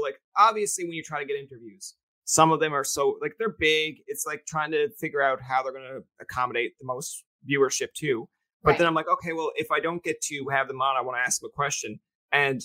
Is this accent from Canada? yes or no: yes; Newfoundland and Labrador, Canada; I'm a Newfoundlander